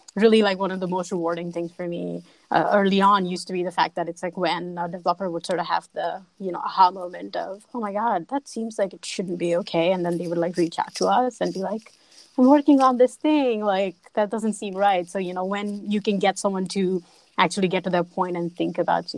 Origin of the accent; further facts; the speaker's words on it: India; moved away as an adult; now in Pittsburgh, United States; that's kind of how I moved to here from India and didn't really like look back since then